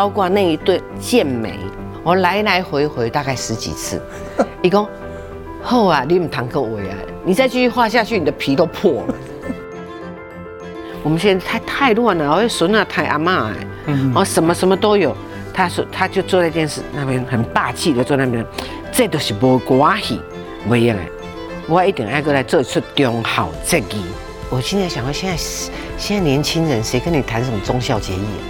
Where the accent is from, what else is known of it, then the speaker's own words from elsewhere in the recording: Penghu County, Taiwan; 我澎湖人